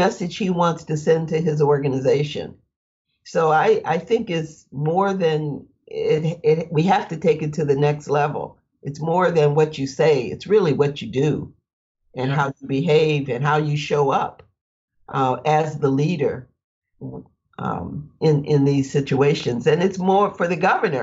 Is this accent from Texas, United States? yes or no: no; Flint, Michigan, United States; I grew up in Flint, Michigan